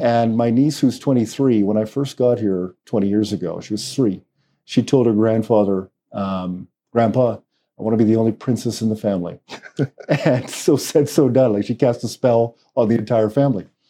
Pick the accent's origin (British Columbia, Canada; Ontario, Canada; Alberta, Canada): British Columbia, Canada; Vancouver; moved away as an adult; also born or lived in Trinidad; now in Trinidad and Tobago; I grew up in Vancouver, uh, in Canada